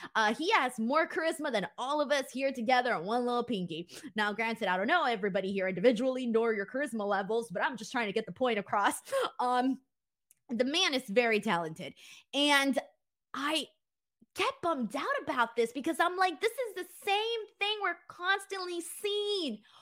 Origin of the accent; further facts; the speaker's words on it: Los Angeles, California, United States; I'm from Los Angeles